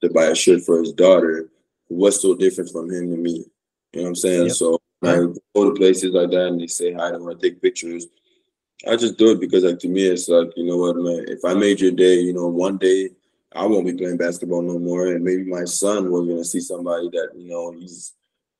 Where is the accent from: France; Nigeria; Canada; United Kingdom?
Canada; moved away; also born or lived in Oregon; I grew up to Canada